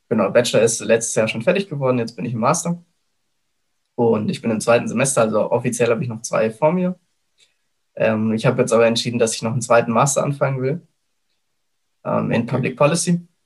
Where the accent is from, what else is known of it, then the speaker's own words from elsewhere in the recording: Germany; Und so bin ich quasi in Deutschland geboren und aufgewachsen.